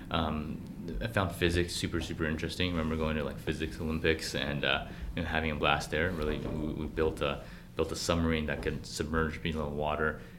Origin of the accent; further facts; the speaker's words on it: Vancouver, British Columbia, Canada; also born or lived in Beijing, China / Burnaby; I was born in Beijing actually, and I moved to Vancouver when I was uh, very young, at the age of six. So I grew up in Vancouver, um, Vancouver proper for elementary school and, uh, and, and Burnaby later for, for high school.